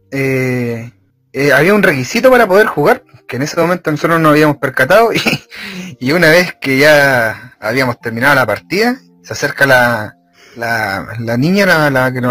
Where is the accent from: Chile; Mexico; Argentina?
Chile; Somos de Chile.